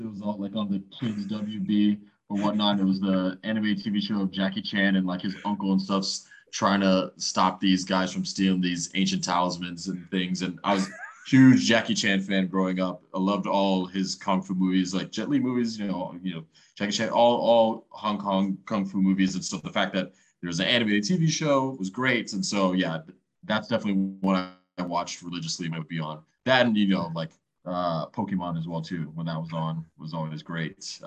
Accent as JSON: {"language": "English", "town": "Miami", "region": "Florida", "country": "United States", "said": "I'm from Miami"}